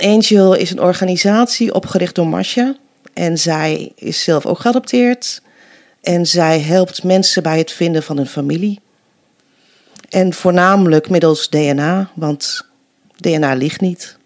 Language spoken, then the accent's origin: Dutch; Nijverdal, Overijssel, Netherlands; accent: Twente; also born or lived in Colombia; now in Deventer, Netherlands; Vijf maanden jong was ik toen ik naar Nederland kwam. Ik Ben opgegroeid in Twente. Kan je misschien een beetje horen nog.